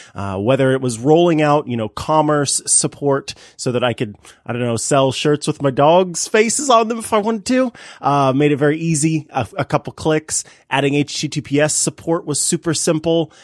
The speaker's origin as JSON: {"language": "English", "region": "Missouri", "country": "United States", "tie": "born or raised there", "said": "in a different city within Missouri, uh, some of my family in uh, my hometown"}